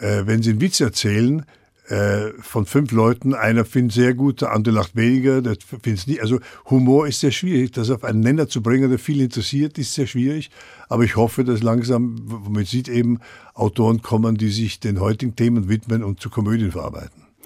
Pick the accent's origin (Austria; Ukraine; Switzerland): Austria; Vienna; moved away as an adult; also born or lived in Brno / Düsseldorf; now in Frankfurt, Germany; komme ich aus Wien, ich bin ja Wiener